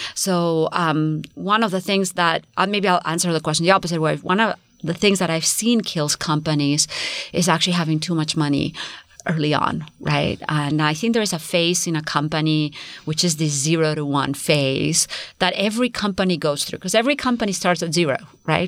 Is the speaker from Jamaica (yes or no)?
no; Spain; now in United States; Spain, I come from Spain